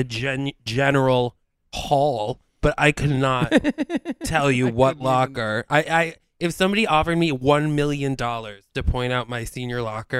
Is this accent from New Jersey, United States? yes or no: no; Albany, New York, United States; from Albany. I'm from Albany.